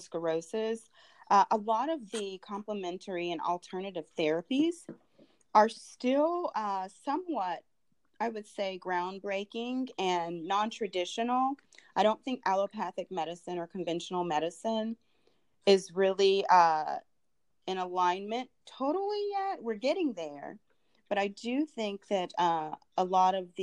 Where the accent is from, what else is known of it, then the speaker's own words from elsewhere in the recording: Durham, North Carolina, United States; moved away as an adult; also born or lived in Los Angeles, California; now in Atlanta, United States; I grew up in Durham, North Carolina, kind of near the Research Triangle Park, where Duke University is located.